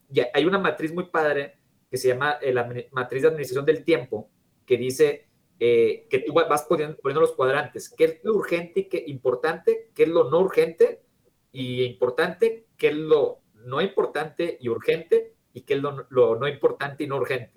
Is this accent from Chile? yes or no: no; Mexico; México estamos un poco retrasados